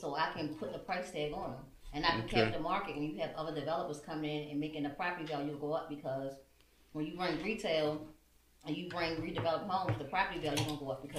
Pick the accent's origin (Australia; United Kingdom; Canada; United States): United States; Baltimore, Maryland; I grew up here. So I'm from Park Heights.